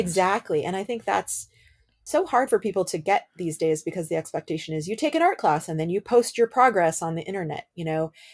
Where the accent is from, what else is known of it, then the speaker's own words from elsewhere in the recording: Bay Area, California, United States; I grew up in the Bay Area. I moved to the Bay Area when I was eight years old